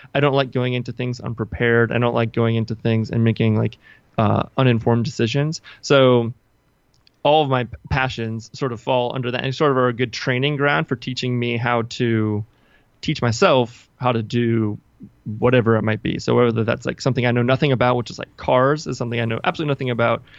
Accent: Washington, District of Columbia, United States; I'm from the Washington, D C area

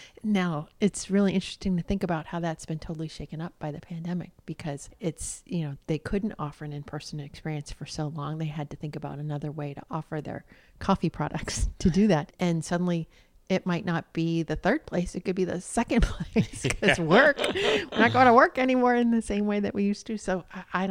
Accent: United States; I'm an American

